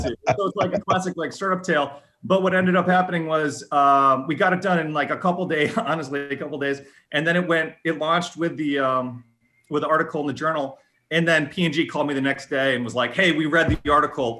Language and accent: English; Lily Lake, Illinois, United States; moved away as an adult; also born or lived in Boston; now in Cincinnati, United States; I grew up uh, in actually a farm community about uh, 50 miles west of Chicago. Uh, okay. Way west, far, far west suburbs, um, Lily Lake, Illinois